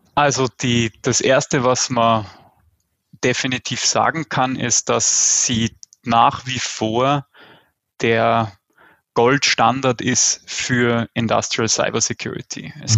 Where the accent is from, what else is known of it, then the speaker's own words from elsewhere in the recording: Austria; Ich weiß immer nicht, wie stark man das am Akzent hört. Ich komme aus Österreich, also so dem deutschsprachigen Süden